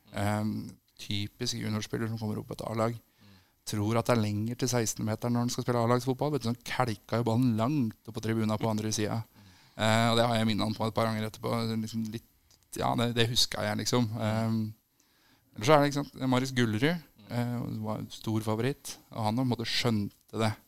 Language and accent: Norwegian; Brumunddal, Innlandet, Norway; moved away; Jeg er fra Brumunddal opprinnelig